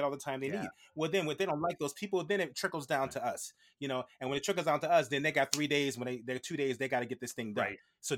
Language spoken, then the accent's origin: English; Virginia, United States; I'm done. I'm ready to go home. My hometown in Virginia.